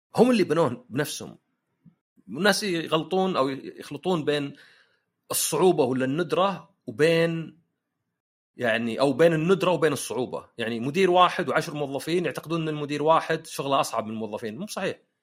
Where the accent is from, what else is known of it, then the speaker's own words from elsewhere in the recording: Saudi Arabia; احنا عندنا في السعوديه